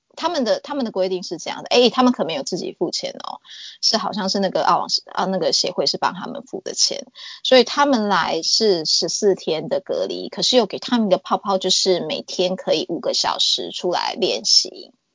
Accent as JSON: {"language": "Chinese", "country": "Taiwan", "also_born_or_lived": "New South Wales, Australia", "moved": "yes", "lives_now": "Australia", "said": "我去年六月是想要回台湾一趟，因为刚好我奶奶过世"}